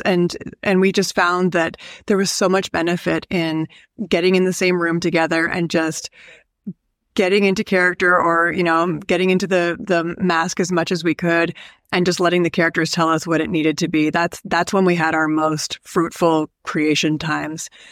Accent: Canada

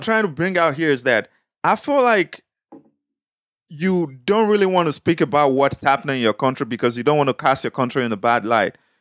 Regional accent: Nigeria; moved away

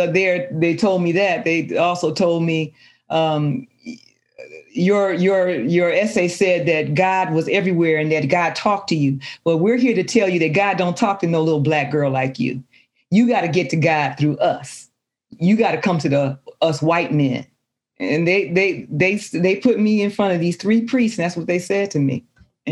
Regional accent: Detroit, Michigan, United States; It's right near the boulevard. That's where I grew up

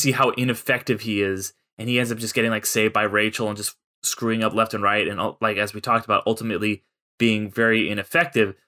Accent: San Clemente, California, United States; they actually shot that movie at my high school on the weekends when I was going there, 'cause Ryan Johnson is from my hometown

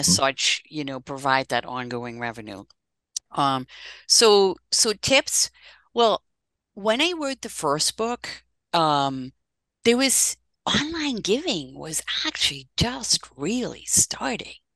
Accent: Netherlands; moved away as an adult; now in United States; I'm actually Dutch originally, and I'm celebrating 30 years in this country uh, this coming April and uh, so I moved here from the Netherlands.

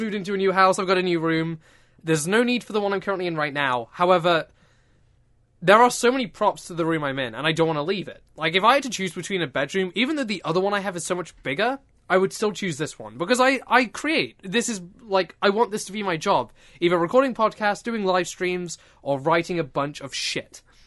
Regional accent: United Kingdom; I'm British.

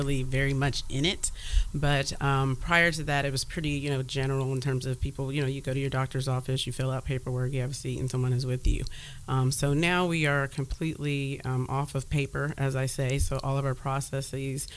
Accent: Louisville, Kentucky, United States; moved away as an adult; now in Columbus, United States; I'm actually from Louisville.

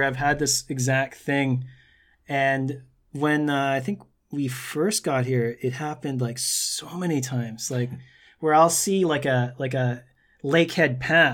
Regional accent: Brandon, Manitoba, Canada; moved away; I'm from Brandon, Manitoba, and I'm standing in this ancient spot or on the beach side in Korea.

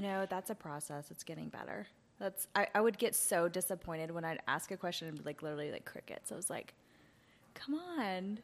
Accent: Asheville, North Carolina, United States; I grew up in Asheville and had a house and pet sitting business

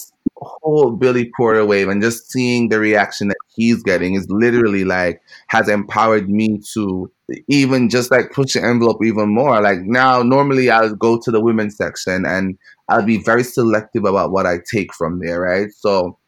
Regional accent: Jamaica; moved away as an adult; growing up in Jamaica

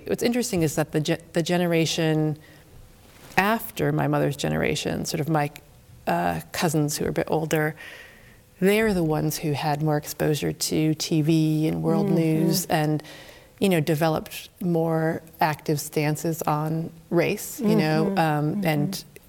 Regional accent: Springfield, Massachusetts, United States; now in Amherst, United States; My father's from a little island called Dominica. So I'm a black, white mix. And I grew up in Springfield, Massachusetts, in a Puerto Rican neighborhood in the North End.

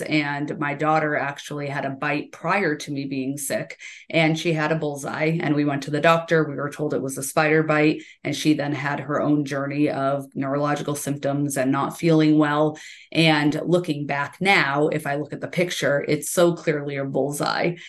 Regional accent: Central Massachusetts, United States; now in Stowe, Vermont, United States; I grew up in Massachusetts, uh, in Central Mass, and we had a summer place on Cape Cod

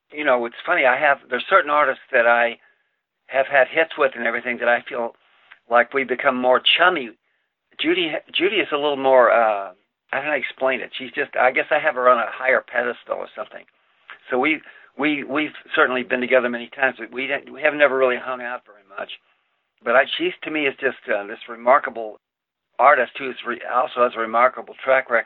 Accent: El Paso, Texas, United States; moved away as an adult; also born or lived in New York City; I grew up in El Paso.

